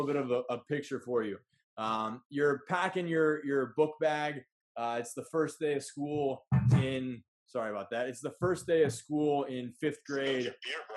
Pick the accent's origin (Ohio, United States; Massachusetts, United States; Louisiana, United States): Ohio, United States; Columbus; I actually grew up in Columbus too